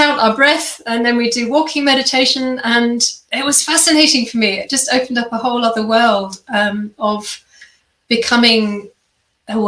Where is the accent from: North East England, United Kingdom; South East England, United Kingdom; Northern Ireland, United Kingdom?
South East England, United Kingdom; Kent; moved away as an adult; also born or lived in London / Germany; now in Australia; I grew up in England. And had a very peaceful childhood in the countryside and a little village in Kent, which is in the southeast